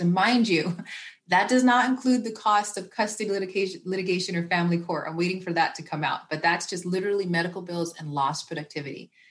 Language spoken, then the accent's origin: English; the Bay Area, Northern California, United States; growing up in Northern California and the Bay Area